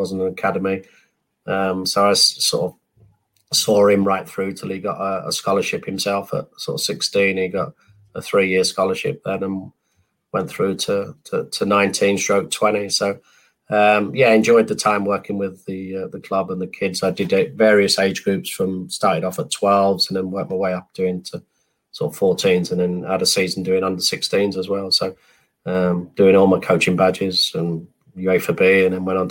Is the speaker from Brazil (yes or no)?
no; London, United Kingdom; now in England; that's when I went from being a Londoner to a Northerner. Now I've been in the North probably 31 years and 29 in London.